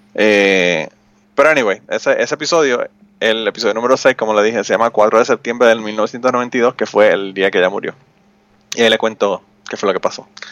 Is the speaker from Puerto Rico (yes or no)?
yes; Utuado, Puerto Rico; Y yo nací, me crié en Utuado. Eh, estudié allá en Utuado hasta que terminé la universidad.